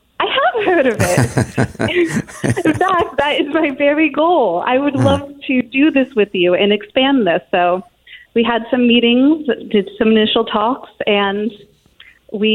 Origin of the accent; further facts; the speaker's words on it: Madison, Connecticut, United States; I grew up in Madison, Connecticut